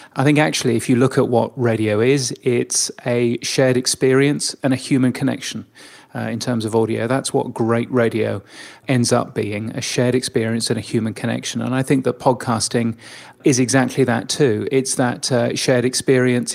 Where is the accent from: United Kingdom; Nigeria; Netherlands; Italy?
United Kingdom; now in Australia; I'm, I'm a Brit